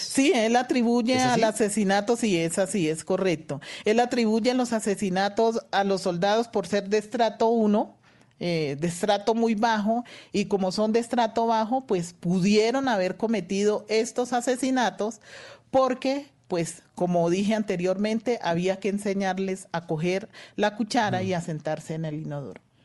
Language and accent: Spanish; Valle del Cauca, Colombia; yo también soy vallecaucana